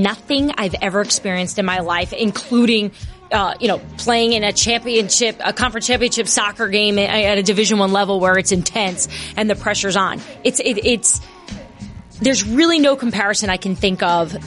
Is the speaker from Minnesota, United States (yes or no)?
no; New Jersey, United States; moved away as an adult; also born or lived in Bronx, New York / Washington, D.C. area / Seattle; I'm originally from the Bronx, but I grew up in New Jersey